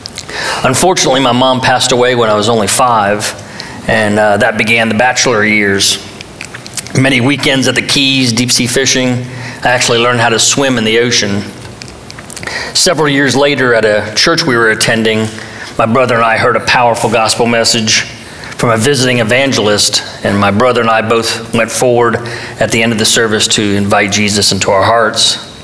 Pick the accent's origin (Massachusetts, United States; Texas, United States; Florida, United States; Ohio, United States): Florida, United States; Hollywood; I was born in Hollywood, Florida, near Miami. My dad had immigrated from France